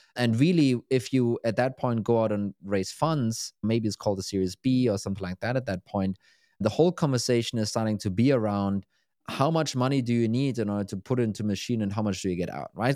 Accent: Berlin, Germany; moved away; Berlin is kind of my hometown

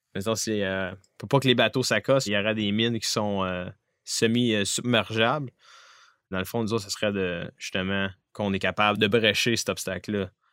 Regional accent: Abitibi-Témiscamingue, Quebec, Canada; moved away as an adult; Je viens de la BTB-Témiscamingue

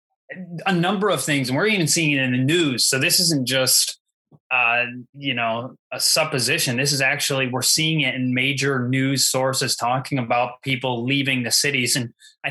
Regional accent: Grand Rapids, Michigan, United States; I grew up in Grand Rapids, Michigan, grew up in the city

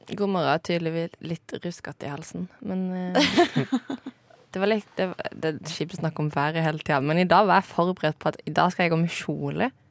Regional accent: Norway

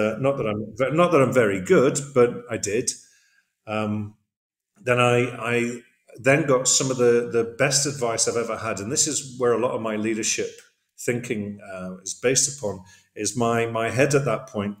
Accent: Middlesbrough, North East England, United Kingdom; moved away as an adult; also born or lived in Zambia / Thailand / Cardiff, Wales / The Hague, Netherlands; now in Hyderabad, India; I was born in Zambia, grew up there for just a short while, and then grew up in the northeast of England in Middlesbrough

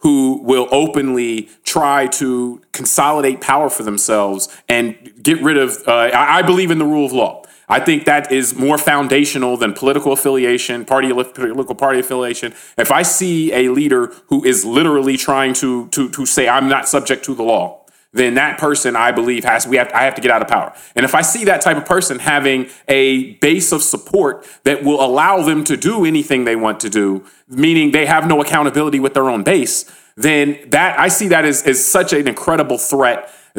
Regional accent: United States; I say this as an American

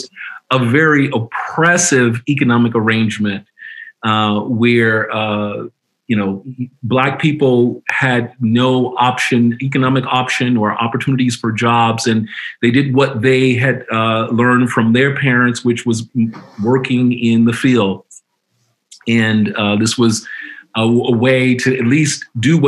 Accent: Indianola, Mississippi, United States; I was born in Indianola, Mississippi, which is in the heart of the Delta region of Mississippi

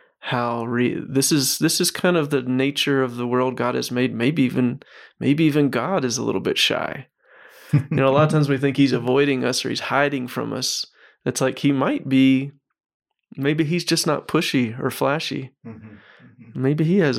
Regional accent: Mississippi, United States; I grew up in Mississippi.

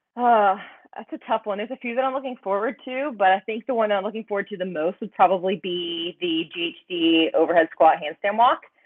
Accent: North Carolina, United States; moved away as an adult; also born or lived in Calgary, Alberta, Canada; now in Austin, United States; I was born in North Carolina and then grew up there, trained there, and then I decided to move to Calgary.

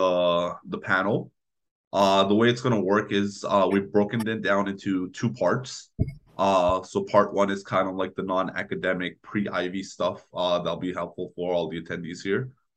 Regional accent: Toronto, Ontario, Canada; now in London, Canada; I'm from Toronto

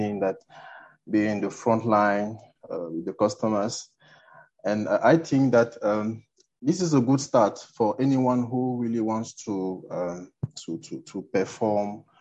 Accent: Cameroon; I'm from Cameroon.

